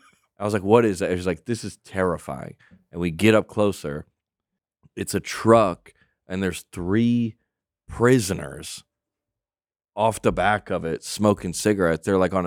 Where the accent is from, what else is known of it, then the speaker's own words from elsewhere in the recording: Lilburn, Georgia, United States; Lilburn, Georgia.